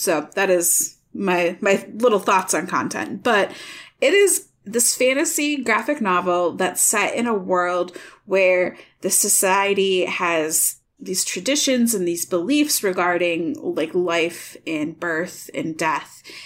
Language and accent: English; Michigan, United States; now in Iowa, United States; I'm from Michigan